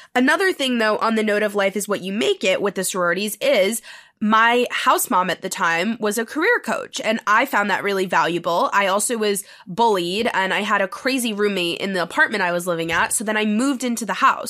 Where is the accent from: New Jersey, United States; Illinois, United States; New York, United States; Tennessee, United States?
New York, United States; New York City; moved away as an adult; also born or lived in Los Angeles, California; I'm from New York City, born and raised.